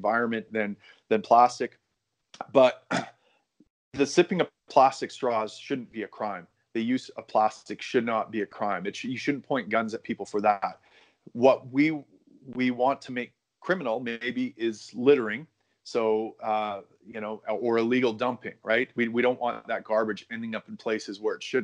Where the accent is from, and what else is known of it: Canada